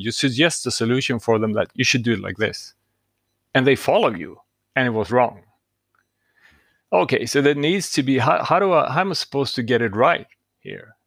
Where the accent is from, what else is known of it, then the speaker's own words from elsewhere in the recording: Stockholm, Stockholm County, Sweden; I'm from Stockholm, Sweden